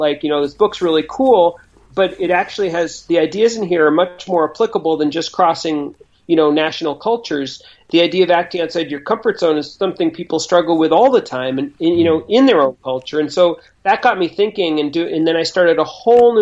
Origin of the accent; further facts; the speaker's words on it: Boston, Massachusetts, United States; I grew up in Boston, and you know I'm old enough so that when I grew up there was no internet